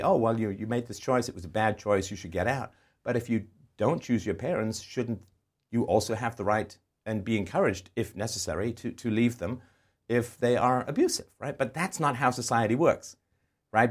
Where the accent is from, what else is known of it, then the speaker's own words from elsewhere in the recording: England, United Kingdom; moved away; also born or lived in Ireland / Canada; I was, uh, born in Ireland. I grew up in England. I was moved in the seventies with my family to Canada